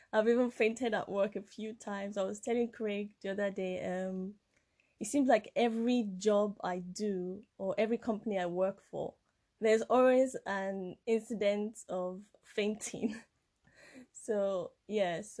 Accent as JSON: {"language": "English", "country": "Nigeria", "tie": "born or raised there", "moved": "as an adult", "lives_now": "United Kingdom", "said": "I'm from Nigeria. Well, I'm French-Nigerian, but I was born and brought up in Nigeria. And I came here when I was 18 years old."}